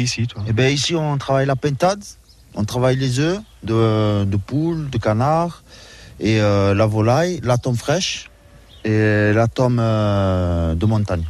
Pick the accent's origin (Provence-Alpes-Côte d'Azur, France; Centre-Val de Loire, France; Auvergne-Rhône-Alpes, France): Provence-Alpes-Côte d'Azur, France; moved away; je viens de Provence, donc on rajoute toujours des arbres de Provence, toujours un petit accent qui chante